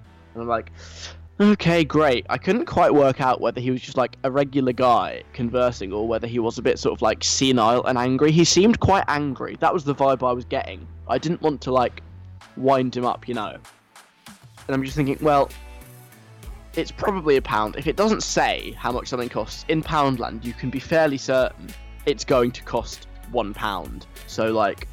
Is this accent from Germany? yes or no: no; London, United Kingdom; now in Leeds, United Kingdom; I'm a Londoner. I'm not from Leeds by birth